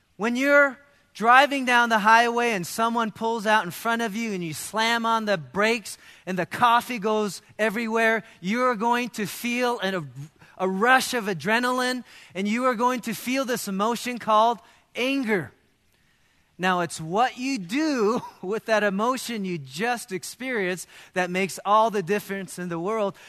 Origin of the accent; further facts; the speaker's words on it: United States; as Americans